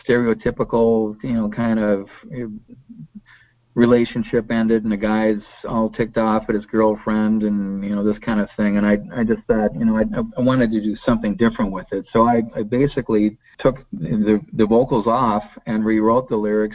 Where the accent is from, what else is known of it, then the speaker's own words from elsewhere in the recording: Golden Valley, Minnesota, United States; I was, you know, born in Minneapolis. I grew up in Golden Valley